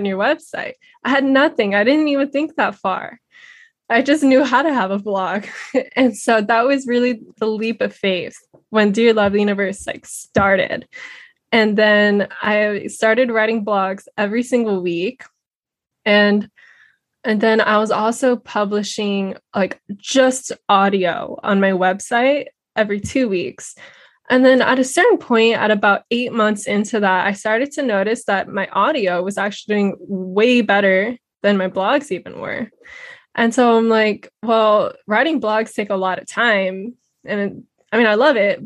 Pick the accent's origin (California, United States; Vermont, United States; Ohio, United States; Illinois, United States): California, United States; Redondo Beach; I grew up in Redondo Beach, California.